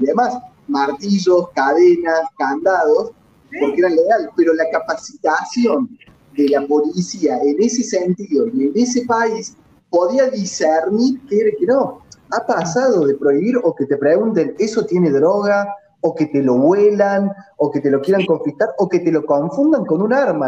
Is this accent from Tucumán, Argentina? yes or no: no; Córdoba, Argentina; En Córdoba, eh, como cordobés